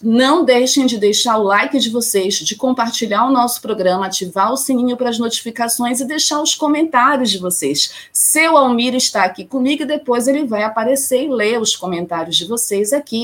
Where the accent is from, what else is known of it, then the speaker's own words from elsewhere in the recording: Pará, Brazil; aqui da minha terrinha, do meu estado. Adoro trazer notícias de cinema, do audiovisual aqui do meu estado